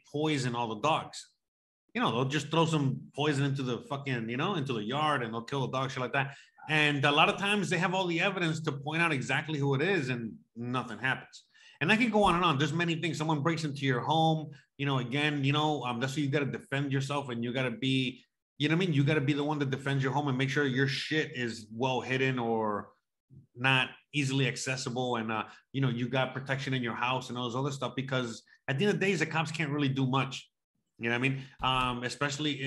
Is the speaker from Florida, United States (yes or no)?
yes; Florida, United States; now in Mexico; I tell people I'm from Florida